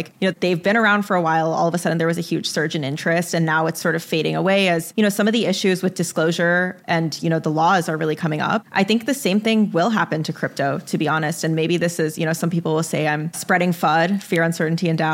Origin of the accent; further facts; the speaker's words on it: Arizona, United States; now in New York, United States; I'm from Arizona